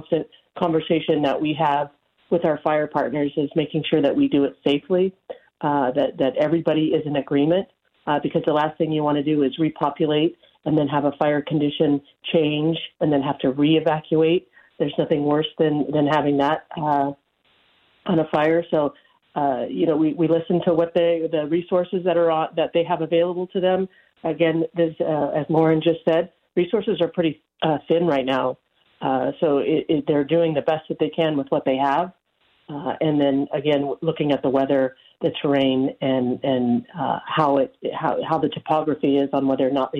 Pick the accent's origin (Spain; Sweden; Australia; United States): United States; Nevada County, California; this is my hometown